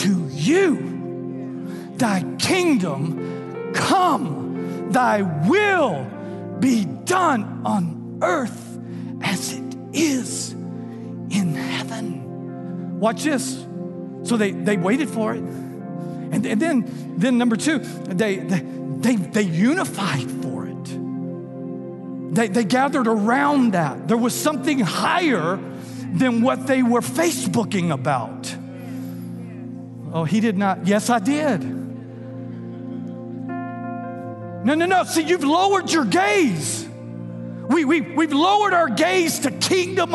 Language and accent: English; Texas, United States; now in Louisiana, United States; I'm from Texas originally, but we got here as soon as we could. We Louisiana people. Louisiana's home.